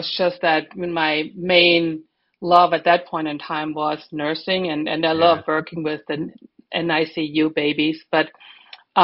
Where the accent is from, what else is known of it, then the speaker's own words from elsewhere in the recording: Germany; moved away as an adult; now in Florida, United States; I'm German. And my husband and I moved to Florida in 1995